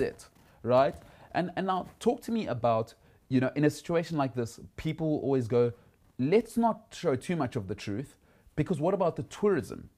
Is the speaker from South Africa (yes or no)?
yes; South Africa; I'm middle class, I'm South African